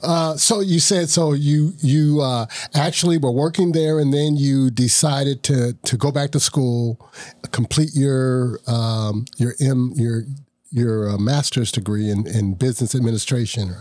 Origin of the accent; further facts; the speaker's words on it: Ohio, United States; I'm from Ohio also